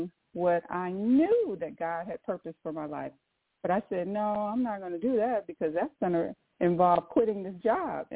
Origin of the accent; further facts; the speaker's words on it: Saginaw, Michigan, United States; also born or lived in Southfield, Michigan; now in Cincinnati, United States; I grew up in Saginaw, Michigan.